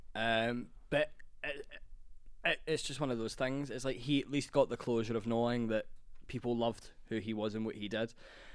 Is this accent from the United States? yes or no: no; Scotland, United Kingdom; I'm Scottish.